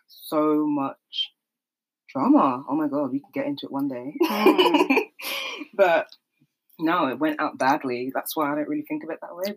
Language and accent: English; London, United Kingdom; I'm from South London. Grew up in South London, South East London